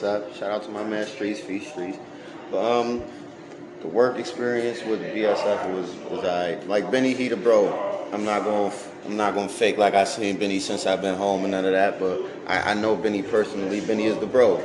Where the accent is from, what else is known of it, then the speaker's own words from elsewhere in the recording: Buffalo, New York, United States; growing up in Buffalo, it was hard